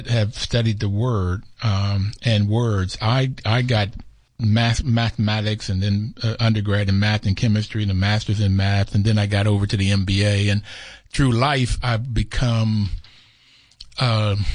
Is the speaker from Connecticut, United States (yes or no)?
no; Bluefield, West Virginia, United States; also born or lived in New York; I was born in New York, but grew up in Bluefield, West Virginia.